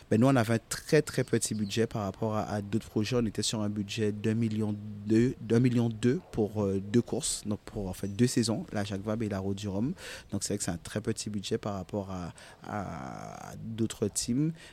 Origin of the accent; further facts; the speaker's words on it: Goyave, Guadeloupe; now in Lamentin, Guadeloupe; je suis de Guayave. Euh, donc du coup, c'est euh, situé sur la Basse-Terre, donc entre Petit-Bourg et Capesterre